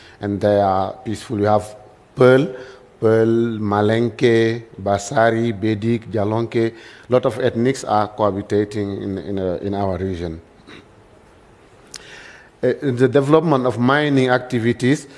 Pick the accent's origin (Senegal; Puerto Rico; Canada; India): Senegal; Kédougou; English is a second language; I come from Senegal. As you know, in Senegal, we speak French. So my English is not so good